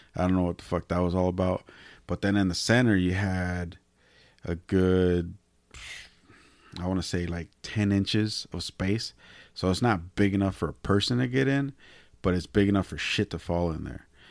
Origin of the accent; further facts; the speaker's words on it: Salinas, California, United States; I was born and raised in Salinas